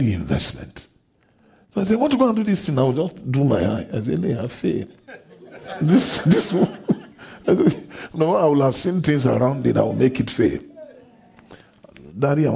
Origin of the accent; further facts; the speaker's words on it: Ondo, Nigeria; I'm from Ondo State in a town called O.